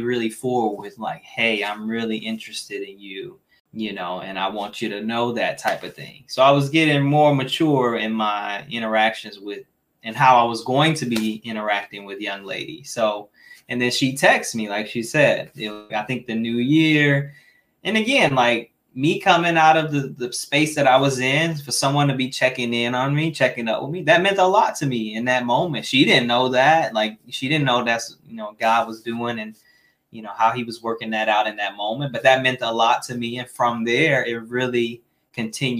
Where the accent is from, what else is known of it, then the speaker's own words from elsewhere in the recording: Midwest, United States; I'm from the Midwest.